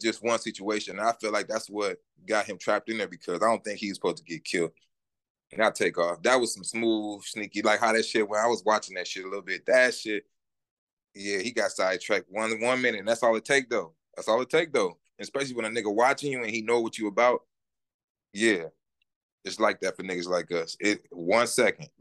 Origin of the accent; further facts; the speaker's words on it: Minneapolis, Minnesota, United States; I'm from the north side, born and raised